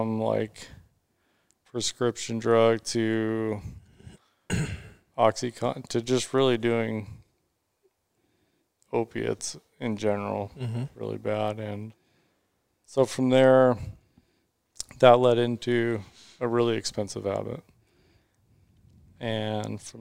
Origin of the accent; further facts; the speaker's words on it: Mesa, Arizona, United States; So I grew up in Mesa. I've been here my whole life.